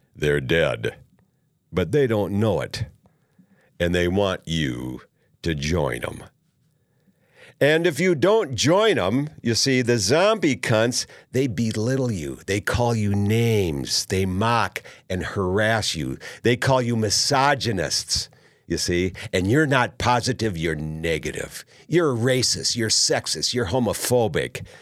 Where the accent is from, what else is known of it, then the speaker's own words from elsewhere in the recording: Minnesota, United States; as I was growing up in Minnesota